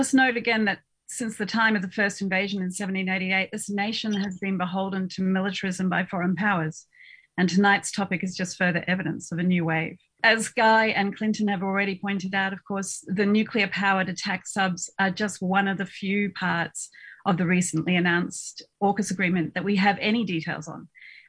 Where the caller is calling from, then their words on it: Melbourne, Victoria, Australia; I'm speaking tonight from Naam on the lands of the Wurundjeri people